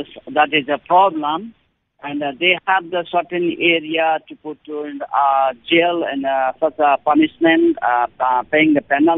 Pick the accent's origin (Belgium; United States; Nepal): Nepal; from Nepal